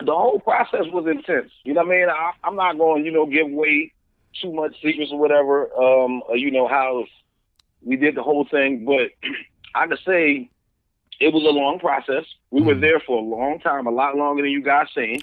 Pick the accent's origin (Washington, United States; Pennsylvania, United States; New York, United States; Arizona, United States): Pennsylvania, United States; Philadelphia; I'm from Philly